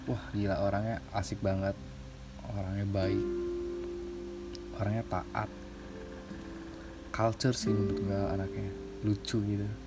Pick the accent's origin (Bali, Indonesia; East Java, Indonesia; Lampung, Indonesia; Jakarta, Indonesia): Lampung, Indonesia; Bandar Lampung; gue pernah LDR sebelumnya dari kota asal gue Bandar Lampung